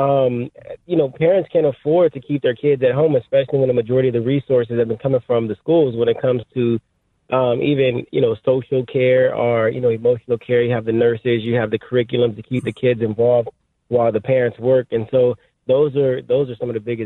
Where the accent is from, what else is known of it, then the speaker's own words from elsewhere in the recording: Los Angeles, California, United States; I grew up in South Central Los Angeles. I'm from here